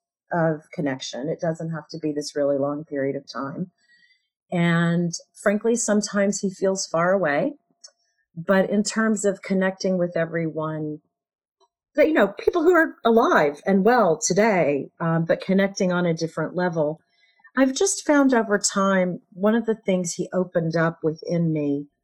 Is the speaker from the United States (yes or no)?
yes; United States; growing up in America